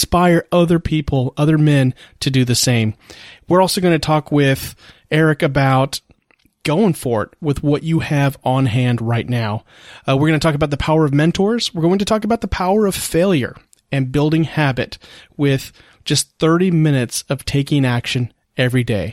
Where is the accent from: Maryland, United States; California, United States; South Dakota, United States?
California, United States; Marina; now in Corpus Christi, United States; in my hometown of Marina, California